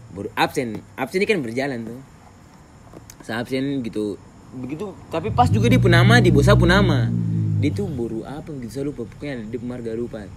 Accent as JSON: {"language": "Indonesian", "town": "Jayapura", "region": "Papua", "country": "Indonesia", "said": "saya dari Jayapura"}